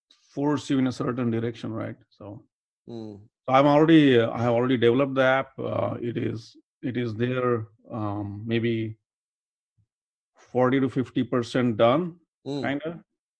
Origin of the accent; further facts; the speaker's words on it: India; moved away as an adult; now in Detroit, United States; I'm originally from India. So now mm-hmm. I'm here for 20 years.